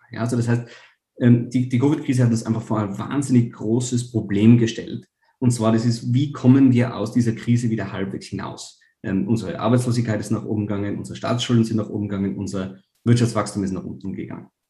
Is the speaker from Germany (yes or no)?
no; Tyrol, Austria; in meinem eigenen Bundesland, wo ich herkomme, in Tirol